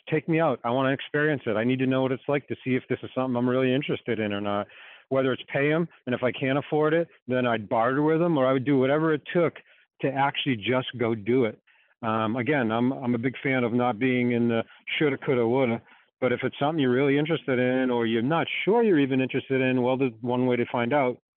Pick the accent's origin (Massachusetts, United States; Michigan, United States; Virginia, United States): Massachusetts, United States; Boston; From Boston. Can you hear the accent?